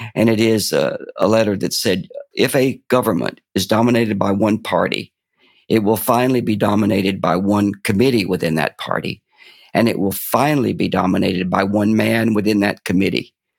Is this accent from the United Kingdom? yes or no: no; Fort Payne, Alabama, United States; I was brought up in the Appalachian foothills of Fort Payne, Alabama